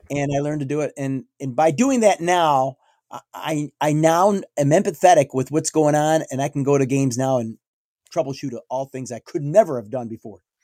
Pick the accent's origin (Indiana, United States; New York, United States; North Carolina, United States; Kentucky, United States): New York, United States; I'm from New York State